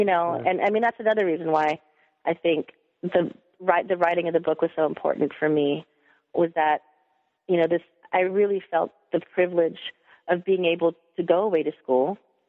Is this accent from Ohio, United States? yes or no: no; Stockton, California, United States; I grew up in Stockton not knowing that my father's friends were heroes in Filipino American history.